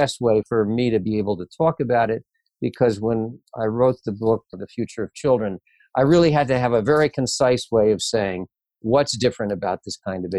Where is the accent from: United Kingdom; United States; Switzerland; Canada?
United States; Detroit, Michigan; I grew up in Michigan, in Detroit.